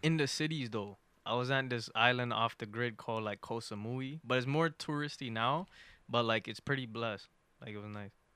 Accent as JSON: {"language": "English", "country": "Canada", "said": "I'm from Canada."}